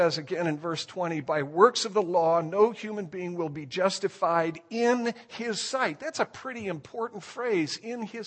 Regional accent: Indiana, United States; moved away; I was born in Indiana

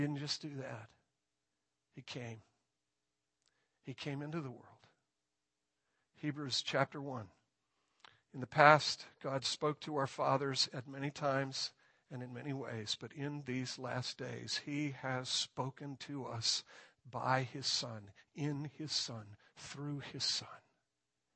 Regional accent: near Chicago, Illinois, United States; I grew up near Chicago

